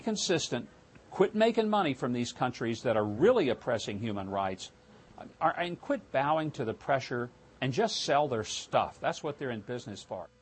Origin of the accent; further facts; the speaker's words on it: Arkansas, United States; Walmart, big company in my home state